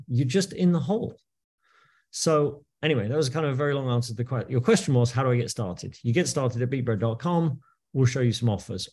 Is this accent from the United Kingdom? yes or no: yes; United Kingdom; moved away as an adult; also born or lived in New York, United States; now in New Jersey, United States; I am British. Uh, but I moved to New York in the year two thousand